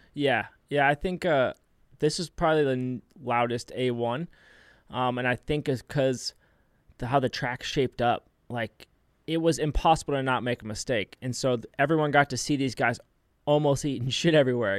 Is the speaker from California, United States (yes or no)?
yes; San Diego, California, United States; moved away as an adult; also born or lived in Temecula, California / Florida; born and raised in San Diego, and then I spent a lot of time in Temecula